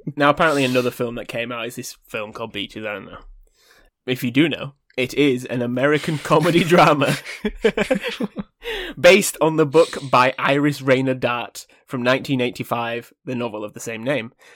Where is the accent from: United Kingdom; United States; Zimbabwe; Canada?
United Kingdom; we're British here. Born and bred